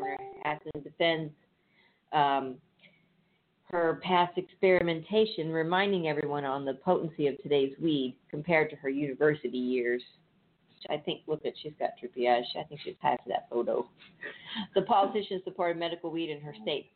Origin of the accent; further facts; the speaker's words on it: California, United States; I'm from California